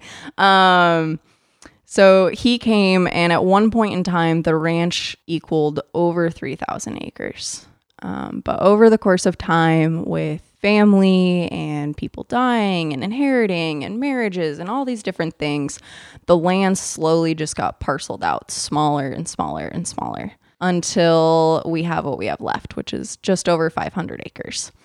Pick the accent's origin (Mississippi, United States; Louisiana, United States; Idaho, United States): Idaho, United States; now in Tenino, United States; I actually ended up starting to go to Idaho State University in my home state